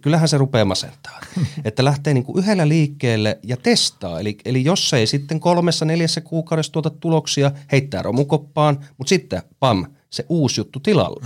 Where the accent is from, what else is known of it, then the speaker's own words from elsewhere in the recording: Ilomantsi, North Karelia, Finland; also born or lived in Joensuu; now in Helsinki, Finland; Mä tuun siis Ilomantsista, enkä suinkaan sieltä keskustasta, vaan siitä 27 kilometriä itärajalle. Eli siellä on kasvanut